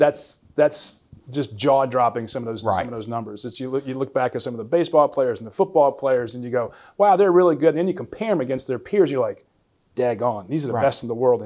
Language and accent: English; Pittsburgh, Pennsylvania, United States; born there; I was born in Pittsburgh, yeah.